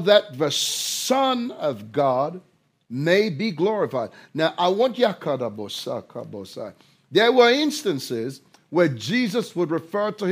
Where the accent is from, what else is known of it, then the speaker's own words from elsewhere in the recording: London, United Kingdom; If you come from a country like I do, where there was a class system, I was raised in London